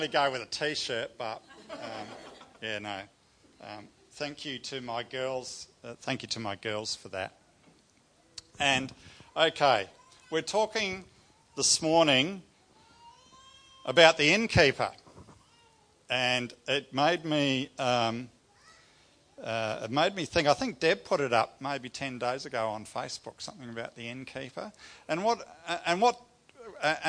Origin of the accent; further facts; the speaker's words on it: New Zealand; I grew up in New Zealand with my family.